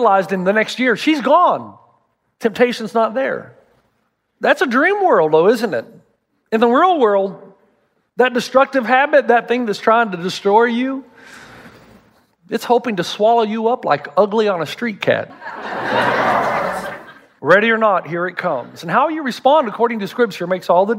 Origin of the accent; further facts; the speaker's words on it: the South, United States; I'm from the South